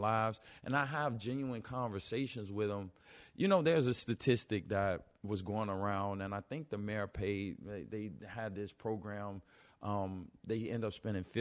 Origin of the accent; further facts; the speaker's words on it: Chicago, Illinois, United States; we're from Chi-Rack